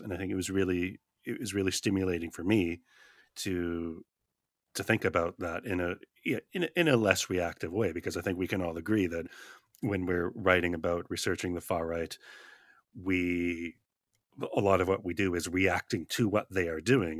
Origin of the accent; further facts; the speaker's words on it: Canada; I'm from Canada